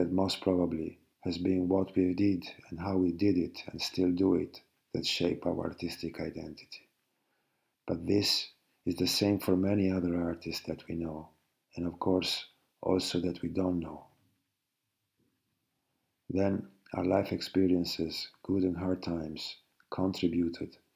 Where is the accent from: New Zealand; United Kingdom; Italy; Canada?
Italy; Venice, Veneto; born or raised there